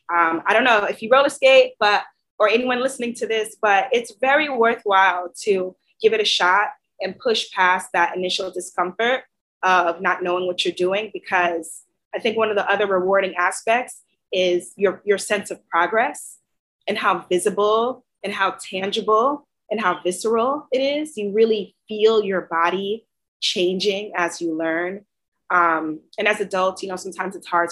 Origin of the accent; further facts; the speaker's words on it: New York City, New York, United States; I grew up in Queens.